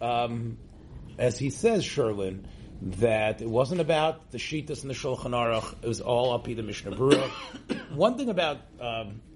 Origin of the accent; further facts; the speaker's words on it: Israel; growing up in Eretz Yisrael